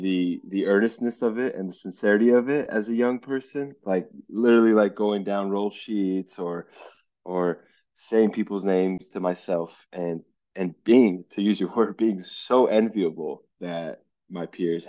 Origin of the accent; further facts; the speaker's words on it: Los Angeles, California, United States; growing up in Los Angeles